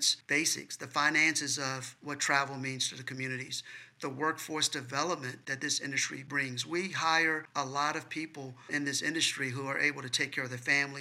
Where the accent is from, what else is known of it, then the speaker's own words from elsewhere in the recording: Richmond, Virginia, United States; also born or lived in Mobile / Pittsburgh / Charlotte; now in Baltimore, United States; Richmond, Virginia, which is my hometown